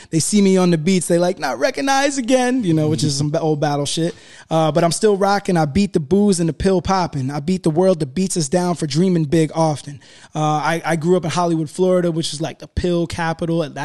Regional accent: United Kingdom; I was very happy because I'm British.

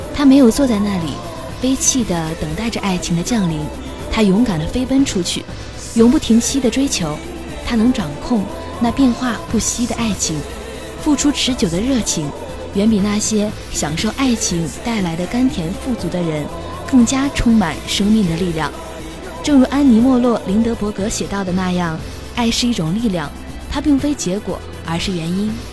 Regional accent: northern China, China; 我是一个北方人

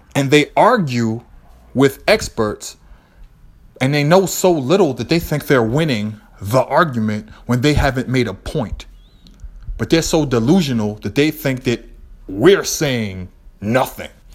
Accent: Boston, Massachusetts, United States; I'm from Boston. I always have this energy. When you're from Lower Roxbury, I al-, you always have this energy

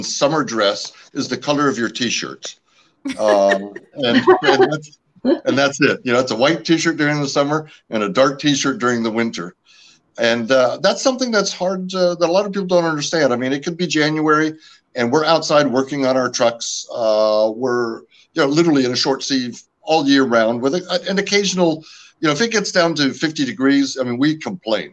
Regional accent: California, United States; first language French; I am originally from California. My parents immigrated the year I was born from Canada

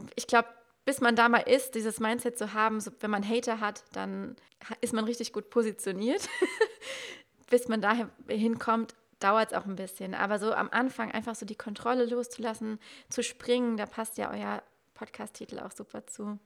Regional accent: Germany; ich komme aus dem Westerwald, das kennen auch nicht so viele. Ähm, Köln ist so die nächstgrößere Stadt. Ich bin aber so ein Dorfkind

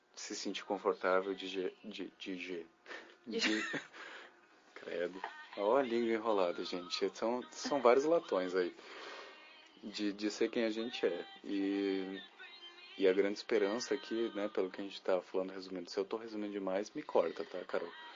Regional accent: Lajeado, Rio Grande do Sul, Brazil; moved away; eu saí de Lajada há 12 anos atrás, voltei há dois anos atrás para cá

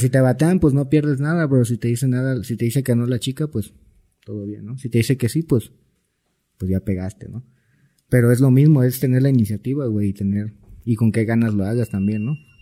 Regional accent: Cancún, Quintana Roo, Mexico; soy de Cancún

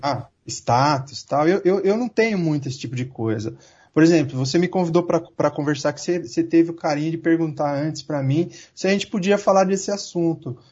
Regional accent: Santo André, São Paulo, Brazil; eu nasci e cresci aqui em Santo André, cidade operária

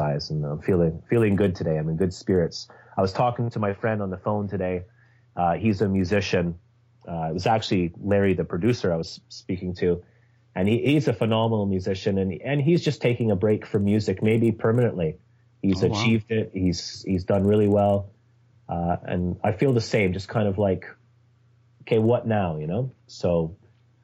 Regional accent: Scotland, United Kingdom; I was born in Scotland in 1974

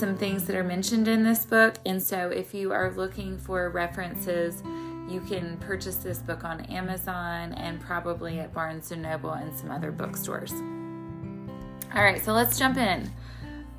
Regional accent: the South, United States; I live in the South, so our winter is short and for the most part mild, although being a Southerner from the day I was born

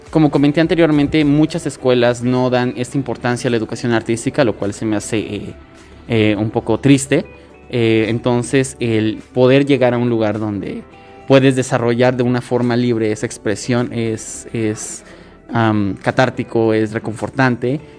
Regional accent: Oaxaca, Mexico; es uno de los orgullos más grandes que como zapotecas y como oaxaqueños podemos tener.

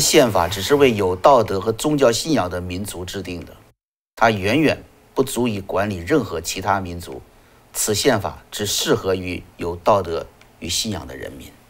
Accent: China; moved away; 我们在中国，中国长大的孩子们

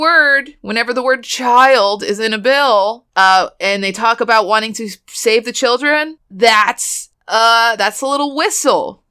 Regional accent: Boston, Massachusetts, United States; I'm just from Boston

